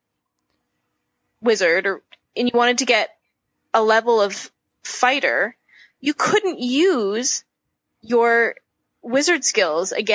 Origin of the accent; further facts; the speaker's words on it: Prince Albert, Saskatchewan, Canada; I grew up in Saskatchewan in a pretty small place, pretty small town.